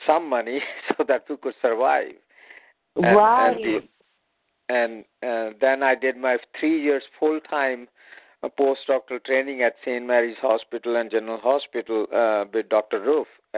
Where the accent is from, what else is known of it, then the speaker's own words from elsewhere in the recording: India; moved away as an adult; also born or lived in Chandigarh; now in San Francisco, United States; I was born and raised in India